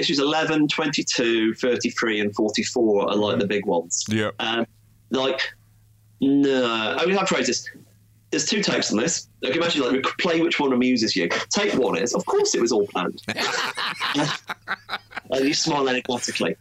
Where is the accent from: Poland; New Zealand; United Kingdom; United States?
United Kingdom; in Britain there wasn't really easily accessible DC comics where I was growing up